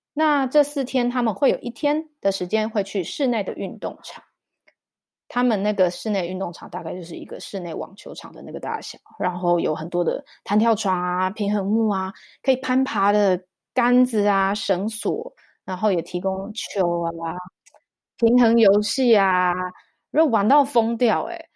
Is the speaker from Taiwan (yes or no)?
yes; Taiwan; now in Zug, Switzerland; 因为我们俩都台湾人啦